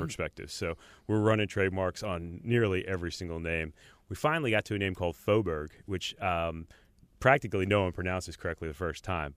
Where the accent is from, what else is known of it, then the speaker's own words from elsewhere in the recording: South Orange, New Jersey, United States; moved away as an adult; also born or lived in Richmond, Virginia / New York City / Asheville / New Orleans; now in Charlotte, United States; I grew up in South Orange, New Jersey